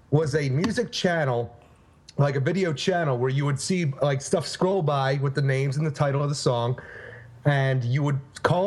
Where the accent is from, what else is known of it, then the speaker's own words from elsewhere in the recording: Quakertown, Pennsylvania, United States; the actual, like, neighborhood where Jim and I grew up in Quakertown